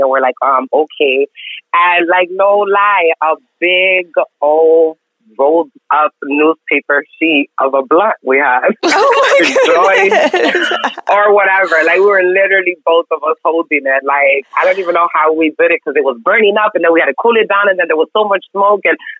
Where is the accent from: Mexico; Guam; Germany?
Mexico; now in Houston, United States; I grew up in Mexico, like right on border town.